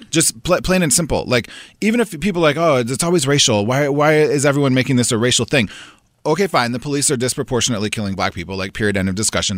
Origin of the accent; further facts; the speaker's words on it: United States; As an American